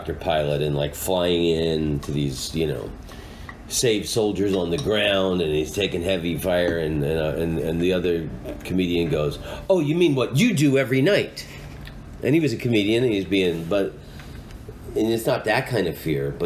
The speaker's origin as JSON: {"language": "English", "town": "Oviedo", "region": "Florida", "country": "United States", "tie": "born or raised there", "moved": "yes", "said": "I grew up outside of Orlando, Florida, in a town called Oviedo"}